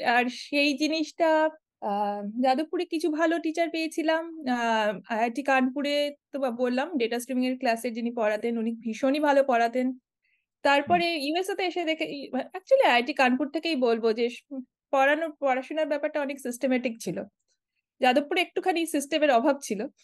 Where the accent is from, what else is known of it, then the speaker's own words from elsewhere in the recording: Siliguri, West Bengal, India; moved away as an adult; also born or lived in Kolkata, India / Kanpur, India; now in San Diego, United States; আমি বড় হয়েছি শিলিগুড়িতে শিলিগুড়িও নয় আমি বড় হয়েছি শিলিগুড়িরও প্রায় দশ কিলোমিটার ভিতরে বাগডোগরার দিকে শিব মন্দির বলে একটা এলাকায়